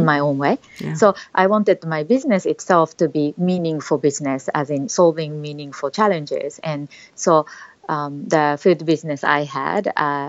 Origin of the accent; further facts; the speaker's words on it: Japan; also born or lived in Australia; now in Singapore; I was a very shy child growing up in Japan, but eventually I left Japan traveling around the world